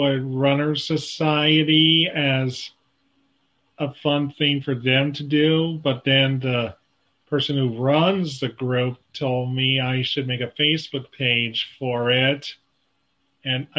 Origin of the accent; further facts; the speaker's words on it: Des Moines, Iowa, United States; I'm from Des Moines, Iowa